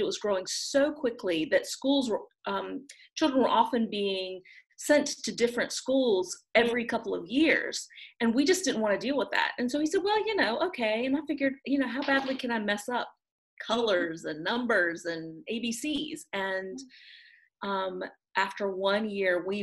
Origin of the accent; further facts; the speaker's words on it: Raleigh, North Carolina area, United States; moved away as an adult; now in Düsseldorf, Germany; I'm from the Raleigh, North Carolina area, actually a really small suburb right outside of Raleigh, but that's where I was born and raised. So I'm a Southern girl, through and through.